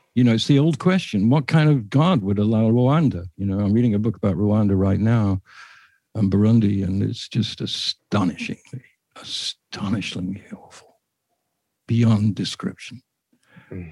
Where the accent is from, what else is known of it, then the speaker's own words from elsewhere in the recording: England, United Kingdom; I'm English